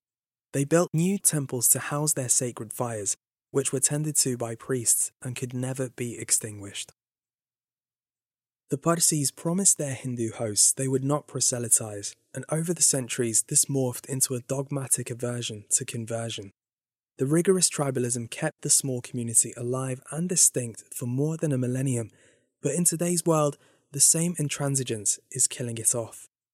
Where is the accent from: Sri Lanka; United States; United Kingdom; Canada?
United Kingdom; Growing up in Britain, I'd read a bit about the history of Zoroastrianism, but only knew the basics.